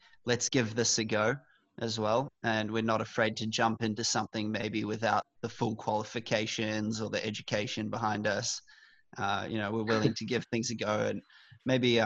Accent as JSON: {"language": "English", "country": "New Zealand", "tie": "born or raised there", "moved": "as an adult", "lives_now": "Australia", "said": "When I was growing up in New Zealand, I always felt like that was more part of my identity, that I was only half Kiwi."}